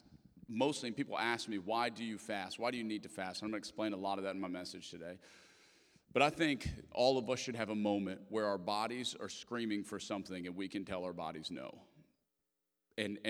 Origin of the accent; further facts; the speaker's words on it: Lafayette, Louisiana, United States; moved away; I'm from Lafayette, Louisiana